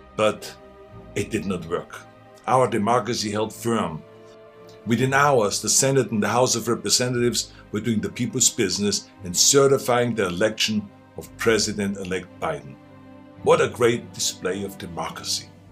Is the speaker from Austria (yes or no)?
yes; Austria; English is a second language; now in United States; I grew up in Austria.